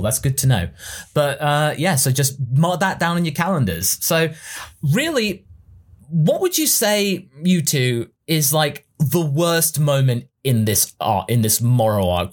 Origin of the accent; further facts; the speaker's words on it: England, United Kingdom; we English people